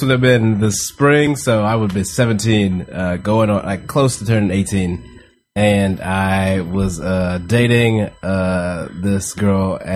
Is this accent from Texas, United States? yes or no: yes; Houston, Texas, United States; moved away; I grew up in Houston, Texas